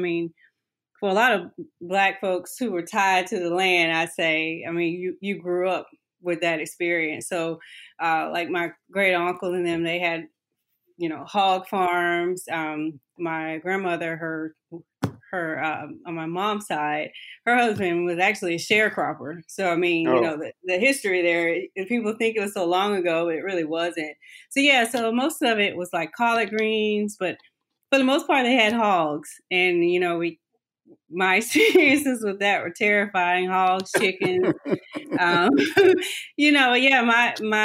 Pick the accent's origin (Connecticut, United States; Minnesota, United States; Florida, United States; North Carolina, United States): North Carolina, United States; moved away as an adult; also born or lived in Goldsboro, North Carolina; now in Atlanta, United States; I'm born and raised in North Carolina. I didn't move to Atlanta until I was an adult.